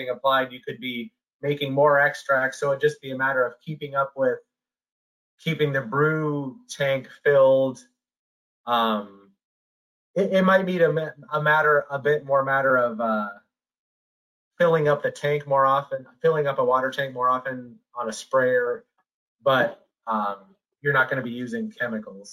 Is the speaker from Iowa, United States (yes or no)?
yes; Iowa, United States; moved away; I grew up in Iowa